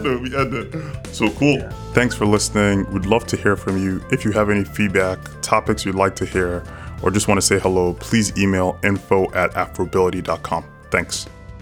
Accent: Lagos, Nigeria; now in Miami, United States; I grew up in Lagos

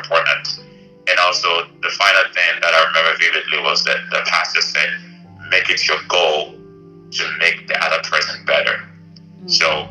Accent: Ghana; moved away as an adult; now in Bay Area, United States; growing up in Ghana

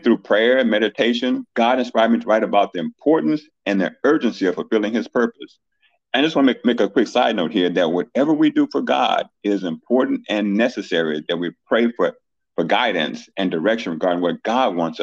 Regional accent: Chicago, Illinois, United States; now in Houston, United States; I was born and raised in Chicago, Illinois

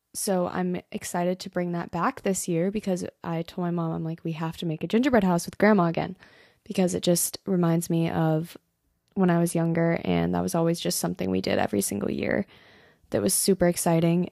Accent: Colorado, United States; moved away; I'm from Colorado

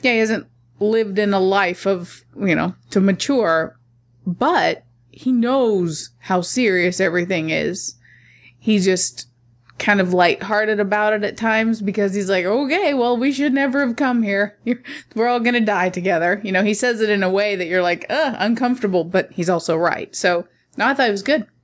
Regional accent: Middle America, Midwest, United States; I was raised in Middle America

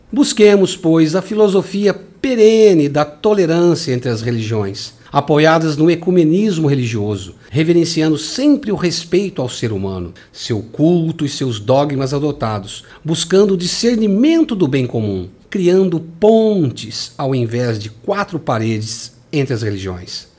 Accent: Brazil; crenças que comungamos aqui como brasileiros

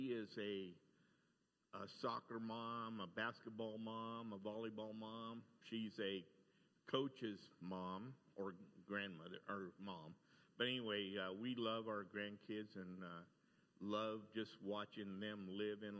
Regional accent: Fresno, California, United States; I was born in Fresno, California.

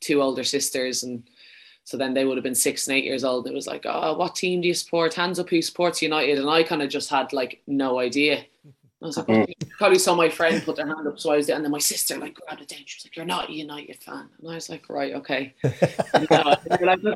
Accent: Wicklow, Leinster, Ireland; accent: Dublin; moved away as an adult; also born or lived in Dublin / Sweden / London; now in England; I'm from Wicklow

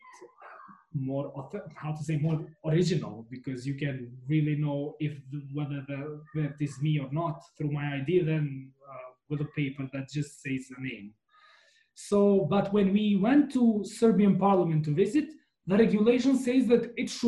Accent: Kosovo; I'm from Kosovo and I'm there

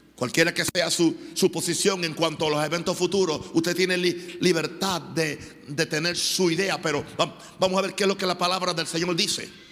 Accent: Venezuela; moved away; Lo viví en mi país

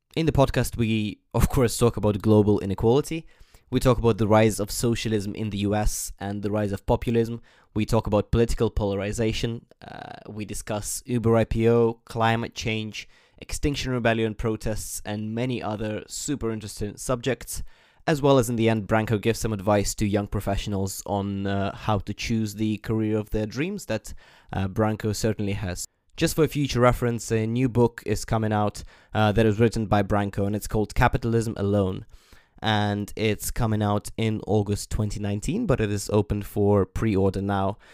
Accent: Ukraine; when I was young, growing up in Ukraine

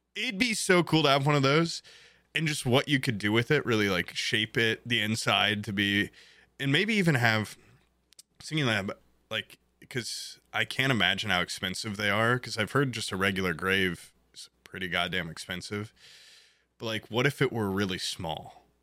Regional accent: Indiana, United States; I'm proud to be a goddamn Indiana corn-fed boy

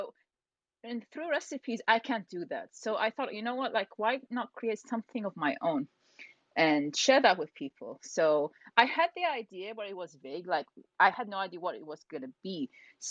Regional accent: Iraq; also born or lived in United Kingdom; So I'm originally from Iraq. I was born in UK.

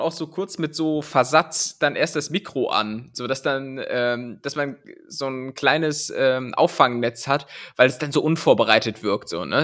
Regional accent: Cologne, North Rhine-Westphalia, Germany; accent: Kölsch; bei mir klingt immer alles dann so Kölsch irgendwie

